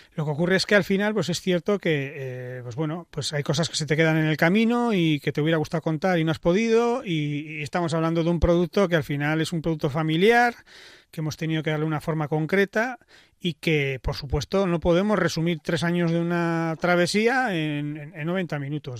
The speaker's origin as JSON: {"language": "Spanish", "region": "Basque Country", "country": "Spain", "said": "soy vasco"}